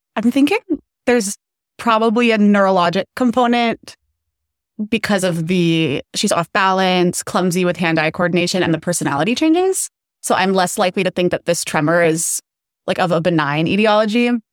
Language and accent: English; Phoenix, Arizona, United States; moved away as an adult; now in Chicago, United States; I am from Phoenix, Arizona